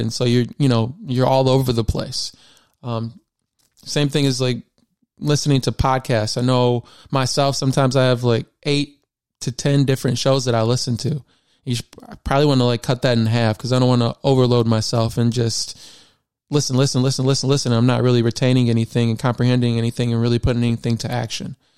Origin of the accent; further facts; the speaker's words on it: Michigan, United States; I was born and raised in Michigan